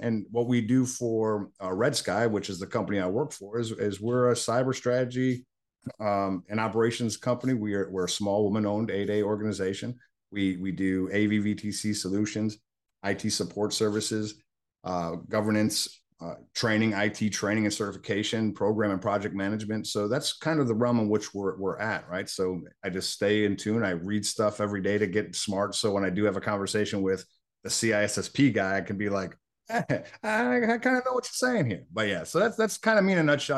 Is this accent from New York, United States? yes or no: yes; Buffalo, New York, United States; moved away as an adult; I was born in Buffalo, New York.